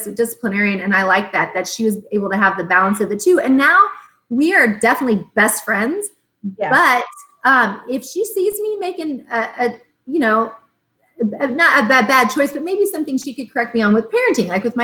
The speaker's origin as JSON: {"language": "English", "town": "Tonganoxie", "region": "Kansas", "country": "United States", "tie": "born or raised there", "said": "we were raised in Tonganoxie, mm-hmm. small town Kansas"}